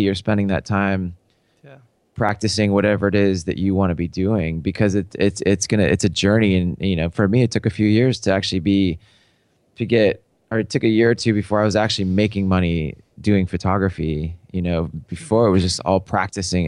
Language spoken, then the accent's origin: English; Seattle, Washington, United States; I grew up in Seattle.